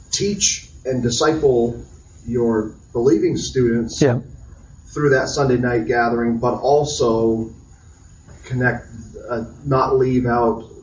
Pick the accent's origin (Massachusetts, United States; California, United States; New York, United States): Massachusetts, United States; I'm from Massachusetts